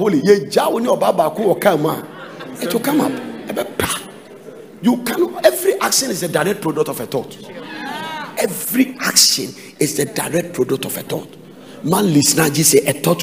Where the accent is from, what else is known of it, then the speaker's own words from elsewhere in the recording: Ghana; I am from a chieftaincy family. I am from Adonte. That is where I'm coming